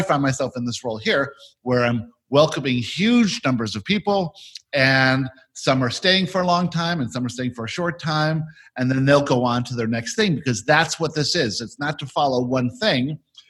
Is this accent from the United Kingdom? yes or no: no; South Africa; born there; I was born in South Africa and moved around all my childhood in the 60s and 70s.